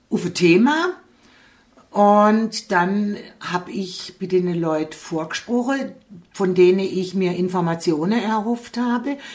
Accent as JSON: {"language": "German", "town": "Gutach", "region": "Baden-Württemberg", "country": "Germany", "lives_now": "Hausach, Germany", "said": "Ich bin ja von Gutach nach Hausach gekommen"}